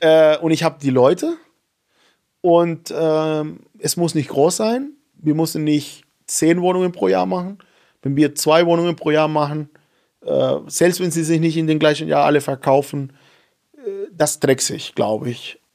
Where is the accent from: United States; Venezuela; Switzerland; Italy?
Venezuela; German is a second language; now in Germany; seit eineinhalb Jahren bin ich Deutscher. Ich wollte erstmal nicht aufhören, Venezolaner zu sein.